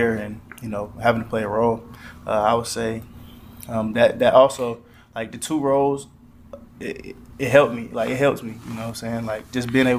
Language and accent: English; South Carolina, United States; growing up in South Carolina